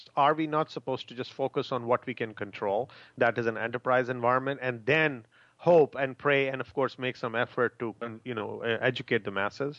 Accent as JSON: {"language": "English", "town": "Chicago", "region": "Illinois", "country": "United States", "said": "I'm from Chicago"}